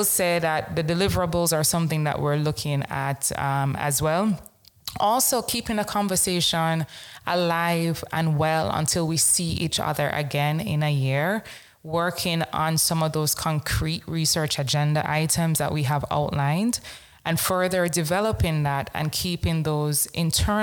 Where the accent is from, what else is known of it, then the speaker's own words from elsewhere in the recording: Jamaica; born and raised in Jamaica